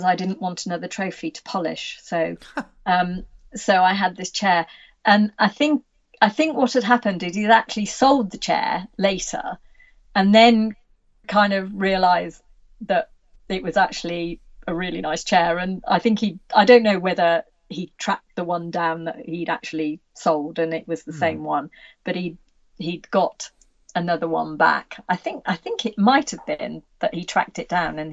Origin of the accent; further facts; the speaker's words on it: Worcestershire, West Midlands, United Kingdom; I'm from Worcestershire too